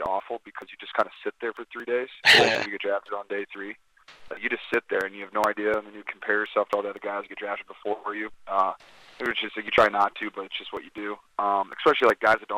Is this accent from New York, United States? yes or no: no; Wisconsin, United States; I'm a Wisconsin guy.